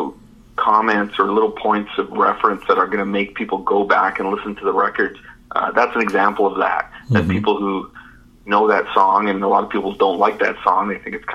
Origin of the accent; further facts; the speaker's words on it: Canada; being a Canadian in the 70s, I grew up with their music as well